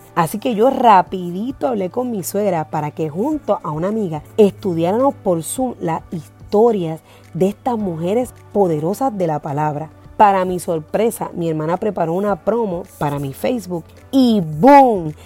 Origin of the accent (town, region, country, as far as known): Puerto Rico